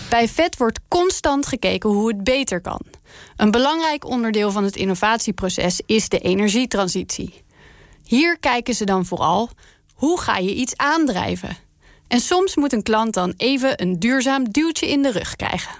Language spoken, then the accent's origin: Dutch; Netherlands; wij Hollanders